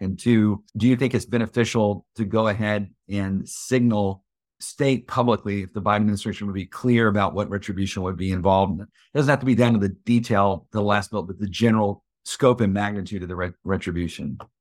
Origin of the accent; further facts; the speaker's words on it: Texas, United States; as a Texan